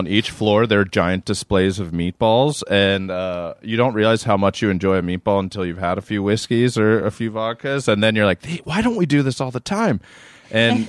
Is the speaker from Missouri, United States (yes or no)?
no; Maryland, United States; I'm from Maryland